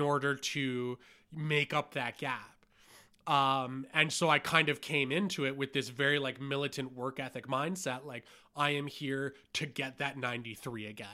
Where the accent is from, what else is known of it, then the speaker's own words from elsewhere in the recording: Hamilton, Ontario, Canada; And I grew up in Hamilton with a dad who was like a forklift driver.